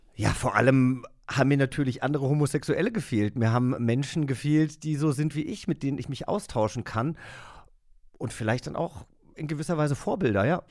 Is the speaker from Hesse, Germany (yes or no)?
yes; Langgöns, Hesse, Germany; moved away; ich bin in Langgöns aufgewachsen. Das ist eine Großgemeinde bei Gießen ne, Unistadt kennt man, in Hessen